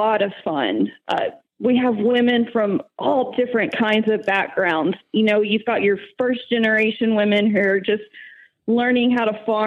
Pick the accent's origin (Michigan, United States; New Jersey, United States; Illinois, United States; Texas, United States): Texas, United States; Plainview; now in Lubbock, United States; I am originally from Plainview, Texas